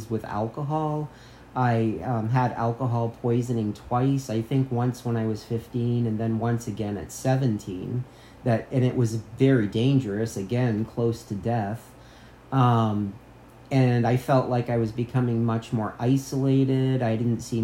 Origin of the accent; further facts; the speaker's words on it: United States; I grew up on the Canadian border. We used to drink in Canada